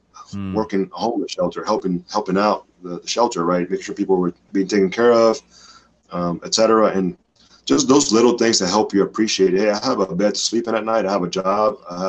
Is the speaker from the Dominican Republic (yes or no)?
yes; Dominican Republic; That was an everyday thing where I grew up in the Dominican Republic.